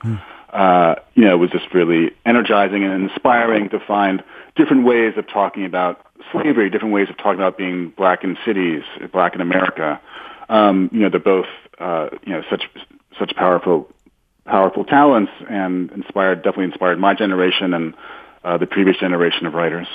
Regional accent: New York City, New York, United States; walk around my hometown

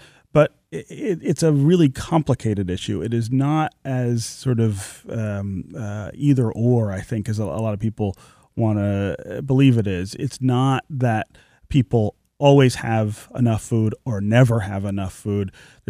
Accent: Detroit, Michigan, United States; born there; a project that I started in the neighborhood where I was born near Livernois and Grand River in the home that my family lived in when I was born.

